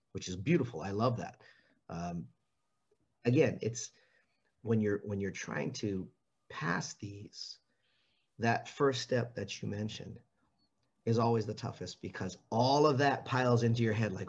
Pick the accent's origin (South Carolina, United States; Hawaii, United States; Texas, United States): Hawaii, United States; my friends, the ones that I grew up with in Hawaii